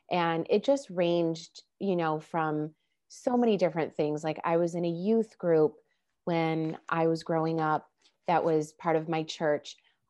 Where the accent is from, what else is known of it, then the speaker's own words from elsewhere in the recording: Chicago, Illinois, United States; now in Los Angeles, United States; I moved out to Los Angeles from Chicago. And when I did, I felt like I really had the permission to start exploring even deeper, you know, because I no longer was living with my parents.